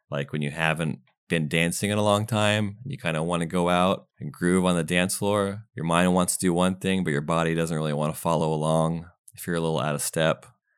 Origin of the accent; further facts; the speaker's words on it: United States; also born or lived in Windsor, England; And I moved to the States when I was like 5.